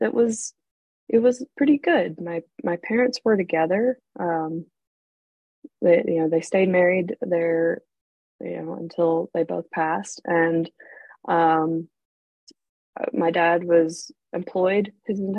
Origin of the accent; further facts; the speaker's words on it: North Carolina, United States; also born or lived in Arizona / England; I was born in Arizona out west. I actually lived in England for a little while when I was a baby, but eventually landed with my family in North Carolina, which is on the East Coast, about 6 hours south of D.C. We moved here in the early 80s. So when I was a very small child, I don't really remember living anywhere else